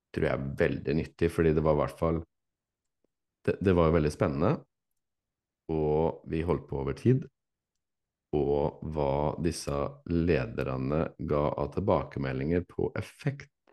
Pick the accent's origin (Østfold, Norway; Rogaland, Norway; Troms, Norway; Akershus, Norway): Østfold, Norway; Fredrikstad; now in Tønsberg, Norway; jeg er fra Fredrikstad